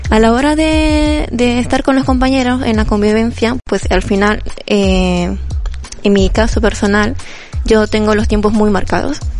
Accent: Bolivia; moved away; cuando vine de Bolivia no pude homologar muy bien nuevos papeles y me dieron opciones.

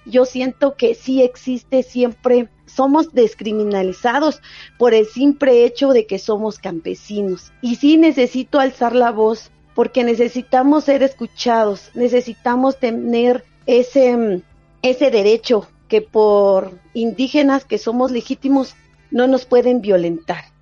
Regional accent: Palajunoj Valley, Quetzaltenango, Guatemala; mi pueblo, mi país

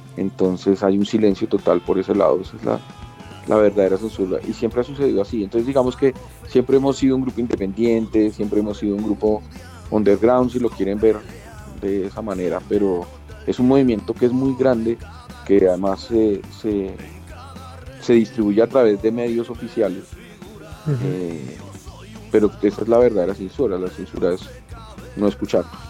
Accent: Colombia; nosotros somos colombianos y unos colombianos que pretenden hacer rock

